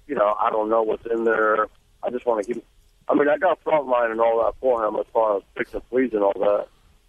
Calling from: Lake Park, Georgia, United States; Well, right now I'm in Lake Park, Georgia.

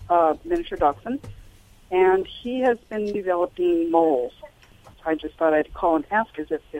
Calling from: San Luis Obispo, California, United States; I'm calling from San Luis Obispo right now.

